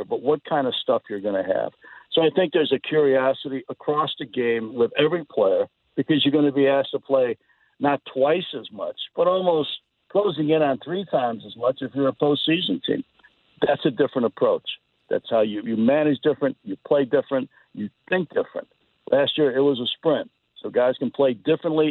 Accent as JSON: {"language": "English", "town": "Chicago", "region": "Illinois", "country": "United States", "tie": "born or raised there", "said": "I grew up in Chicago"}